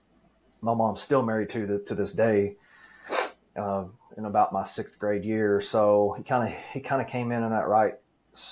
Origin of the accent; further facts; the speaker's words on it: Dallas, Texas, United States; I was born here in Texas, Dallas. I've been born and raised in the DFW Metroplex all of my life.